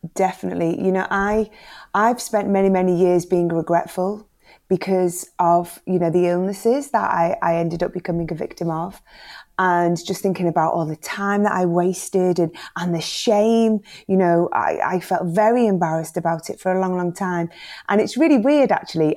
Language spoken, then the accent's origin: English; the Northwest, North West England, United Kingdom; growing up in the Northwest in the 80s